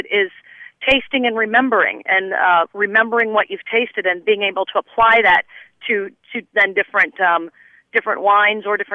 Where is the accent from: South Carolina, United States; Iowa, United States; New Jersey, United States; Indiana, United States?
Indiana, United States; Indianapolis; I'm actually from Indianapolis. I happen to be in Santa Rosa Beach on vacation this week